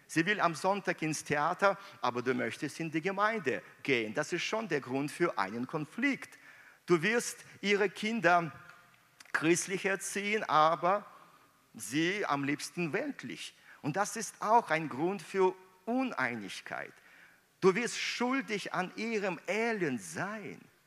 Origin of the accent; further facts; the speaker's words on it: Minsk, Belarus; moved away; meiner Heimat Minsk